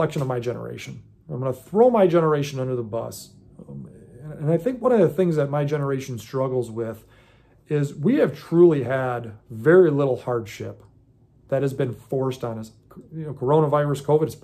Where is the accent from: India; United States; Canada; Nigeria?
United States; I was born in America